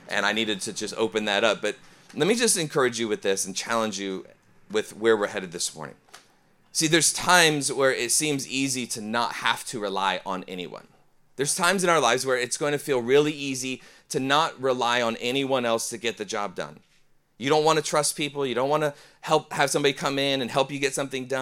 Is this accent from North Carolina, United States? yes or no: no; Ohio, United States; I'm from Ohio area.